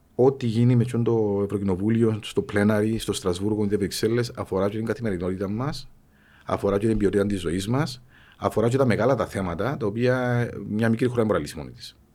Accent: Cyprus; also born or lived in Thessaloniki, Greece; τον τόπο μου, για την Κύπρο, που είναι μικρό τόπο

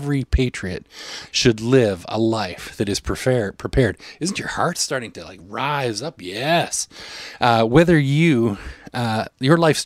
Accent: Canada; I'm a Canadian

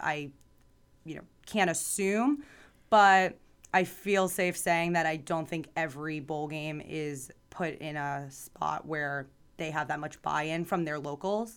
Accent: Boca Raton, Florida, United States; also born or lived in New York / Tallahassee, Florida; I like to say I'm from Boca because I was born in New York and grew up down here

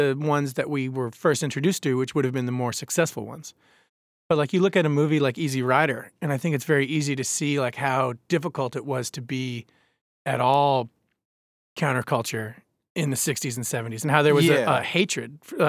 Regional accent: New York, United States; Like, I grew up on Long Island, and I didn't know about, like, the weirdest band I ever heard on Long Island was

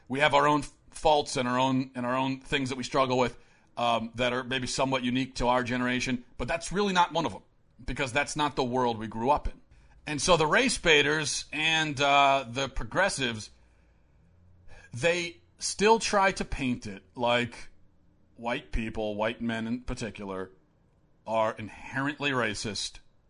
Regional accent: Maryland, United States; how I grew up in Baltimore County. Growing up, most of my closest friends were not white Christian.

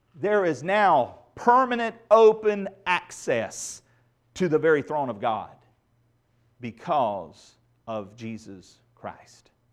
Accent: United States; growing up in Redneck, Randolph County

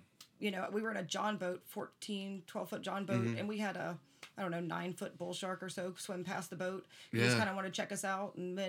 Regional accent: Crestview, Florida, United States; also born or lived in Port St. Joe, Florida; I'm from Crestview originally, lucky enough, though, to have spent every single summer of mine growing up in Port St. Joe. Mm-hmm. I was raised by my grandparents, and they were retired.

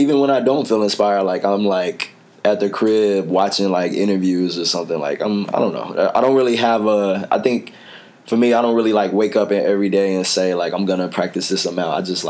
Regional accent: Dallas, Texas, United States; now in Chicago, United States; I grew up in Pleasant Grove.

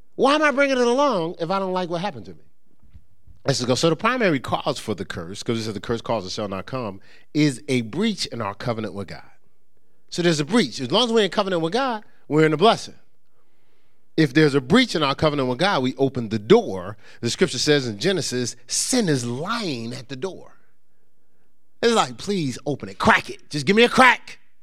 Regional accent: Newark, New Jersey, United States; moved away; also born or lived in upstate New York; I grew up in Newark, New Jersey

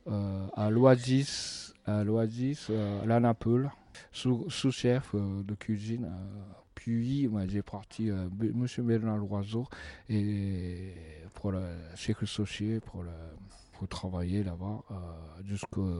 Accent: Sapporo, Hokkaido, Japan; French is a second language; moved away as an adult; also born or lived in Tokyo, Japan; now in France; Je suis né à Hokkaido à Sapporo.

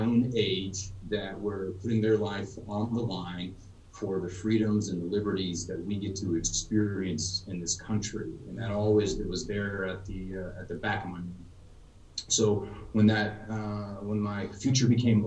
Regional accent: Texas, United States; I grew up in Texas, graduated high school in 2000.

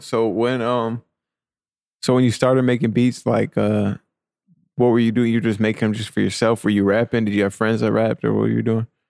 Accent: New York, United States; I'm from New York

